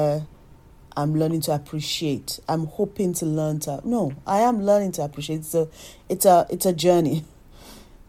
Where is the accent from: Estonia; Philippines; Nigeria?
Nigeria; moved away as an adult; now in United Kingdom; as a Nigerian